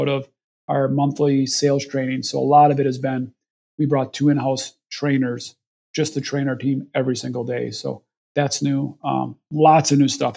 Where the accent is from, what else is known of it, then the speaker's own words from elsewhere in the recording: Kewaskum, Wisconsin, United States; I've been born and raised in Kewaskum